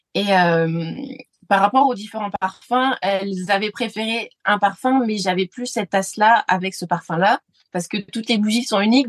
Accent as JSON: {"language": "French", "country": "France", "said": "en tant que Français"}